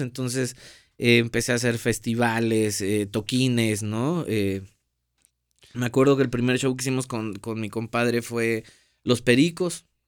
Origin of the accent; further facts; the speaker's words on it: Paso de Ovejas, Veracruz, Mexico; yo soy de Paso de Ovejas, Veracruz